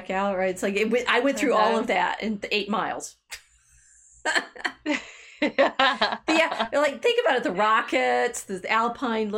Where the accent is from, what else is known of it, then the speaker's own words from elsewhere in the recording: Los Alamos, New Mexico, United States; moved away; also born or lived in the South; we were growing up in Los Alamos, which is in New Mexico.